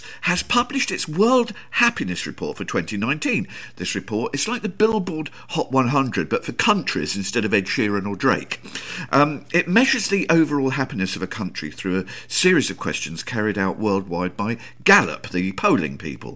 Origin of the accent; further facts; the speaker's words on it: England, United Kingdom; I like being English and living in England